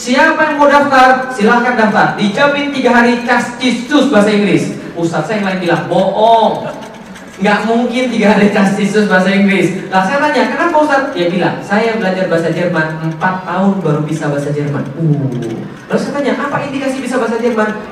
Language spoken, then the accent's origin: Indonesian; Palembang, South Sumatra, Indonesia; Saya orang Palembang, ngomong pakai bahasa Palembang.